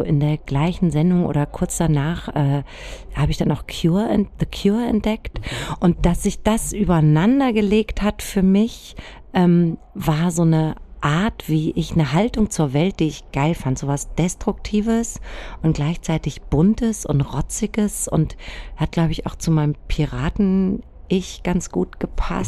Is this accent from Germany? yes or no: yes; Germany; ich bin im Spessart aufgewachsen